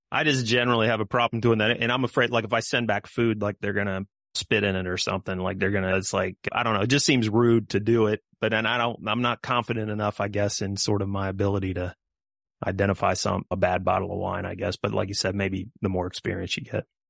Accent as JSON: {"language": "English", "region": "Kansas", "country": "United States", "tie": "born or raised there", "said": "growing up in Kansas"}